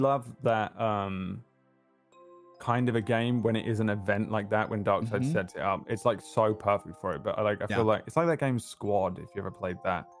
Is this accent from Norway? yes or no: no; England, United Kingdom; accent: English; one town over from where I was born. So we have a kind of similar accent. Like, mm-hmm. obviously, I am English, right? So I have an English accent.